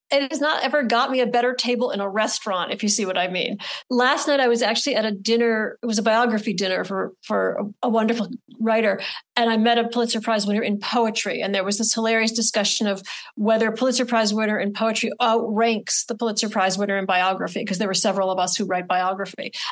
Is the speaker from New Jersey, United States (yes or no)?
no; Adams, Massachusetts, United States; my ignorance was compounded by the fact that I was from Adams, Massachusetts, and you'd think I might have known something about him.